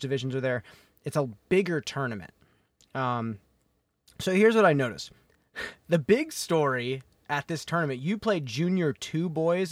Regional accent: Chicago suburbs, Illinois, United States; I grew up in the Chicago suburbs

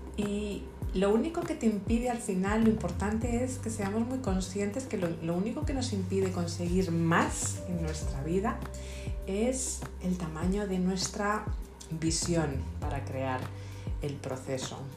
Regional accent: Madrid, Community of Madrid, Spain; soy de Madrid, soy española

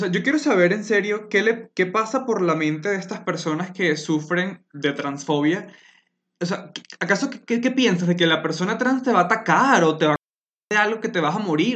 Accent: Venezuela; now in Colombia; soy una persona venezolana que vive en Colombia desde hace un buen tiempo

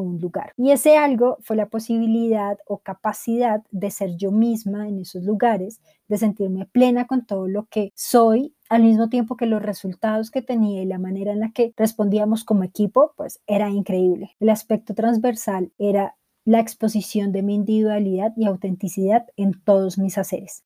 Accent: Bogotá, Colombia; bogotana, edición de los 90

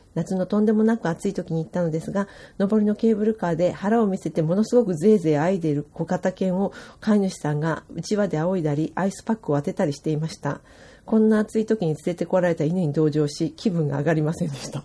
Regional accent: Kodaira, Tokyo, Japan; moved away as an adult; 私小平市で生まれあの育ってる

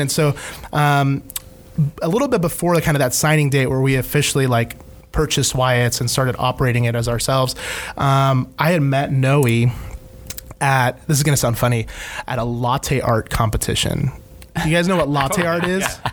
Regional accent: Ecuador; now in United States; I'm an immigrant. I was born in Ecuador

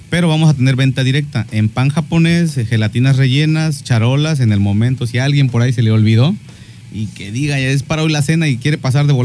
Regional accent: Mexico; hay que este, olvidarnos de esa, esa mala costumbre de como todo mexicano

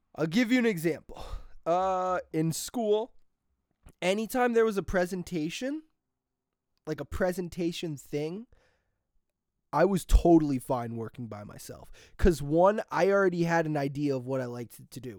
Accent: New Milford, United States; my hometown, New Milford

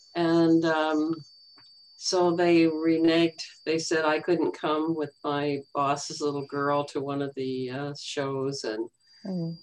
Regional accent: Calgary, Alberta, Canada; also born or lived in Cincinnati; now in North Saanich, Canada; I'm originally from Calgary, Alberta.

